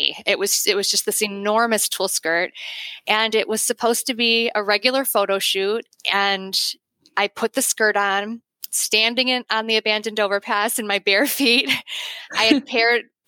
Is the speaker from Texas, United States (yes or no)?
no; Chicago, Illinois, United States; I'm from the Chicago area